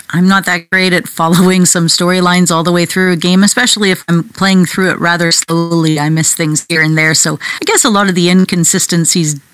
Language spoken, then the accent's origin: English; Canada; I'm so Canadian. I'm apologizing here.